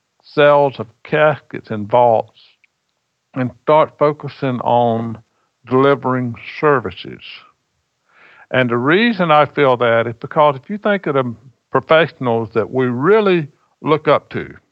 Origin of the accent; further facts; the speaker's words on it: Scotland County, North Carolina, United States; we're in Scotland County because we are descendants of the first Highland Scots settlement in North Carolina